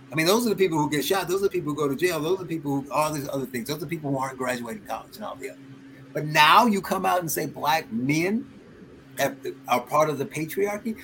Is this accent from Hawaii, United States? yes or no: no; Gary, Indiana, United States; I, I grew up in Gary, Indiana